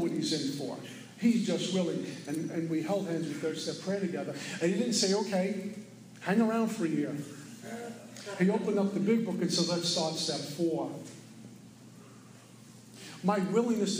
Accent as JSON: {"language": "English", "town": "New York City", "region": "New York", "country": "United States", "tie": "born or raised there", "also_born_or_lived": "Florida", "moved": "yes", "said": "I was born and raised in Brooklyn."}